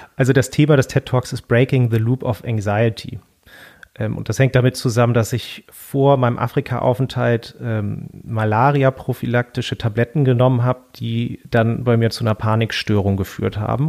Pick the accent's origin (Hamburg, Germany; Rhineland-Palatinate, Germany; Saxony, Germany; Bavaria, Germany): Hamburg, Germany; den Ort, wo ich aufgewachsen bin, also am Rande Hamburgs